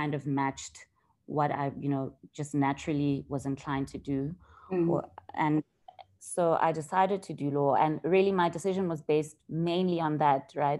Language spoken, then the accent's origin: English; Vereeniging, Gauteng, South Africa; also born or lived in Johannesburg; I'm originally from the Vereeniging. It's a small town south of Johannesburg. Mm-hmm. I went to primary school there